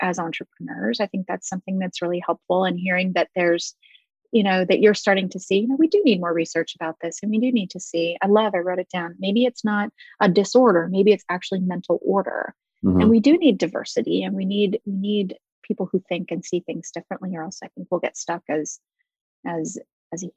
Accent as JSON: {"language": "English", "region": "Pacific Northwest", "country": "United States", "tie": "born or raised there", "said": "I grew up in the Pacific Northwest"}